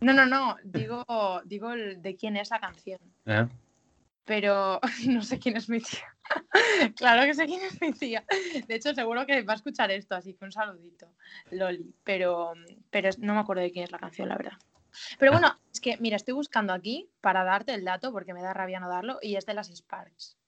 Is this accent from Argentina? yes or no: no; Galicia, Spain; moved away; al ser mi tierra